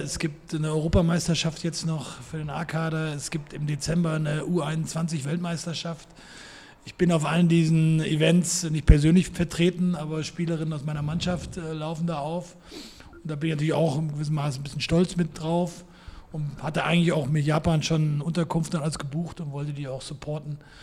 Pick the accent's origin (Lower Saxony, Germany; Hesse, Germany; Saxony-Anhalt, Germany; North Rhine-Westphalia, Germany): Hesse, Germany; Frankfurt area; moved away; also born or lived in Hamburg; Ich komme ursprünglich aus dem Frankfurter Raum